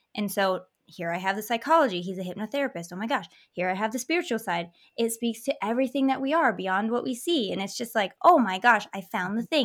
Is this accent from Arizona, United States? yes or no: no; Michigan, United States; I grew up in Michigan in a very semi-historical town